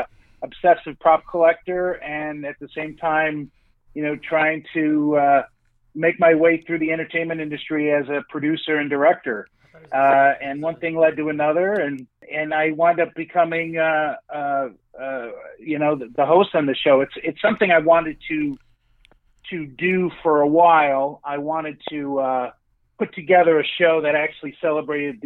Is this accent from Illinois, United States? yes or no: yes; Chicago suburbs, Illinois, United States; I grew up in the Chicago suburbs.